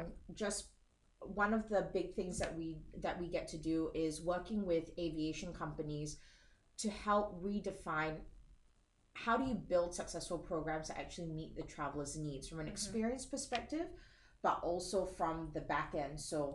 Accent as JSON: {"language": "English", "country": "Singapore", "said": "I am Singaporean. Don't let the accent fool you."}